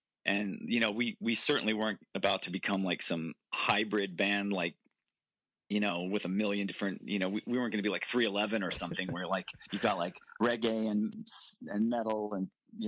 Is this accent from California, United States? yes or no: yes; Santa Barbara, California, United States; but deeper down, it was like … growing up in Santa Barbara.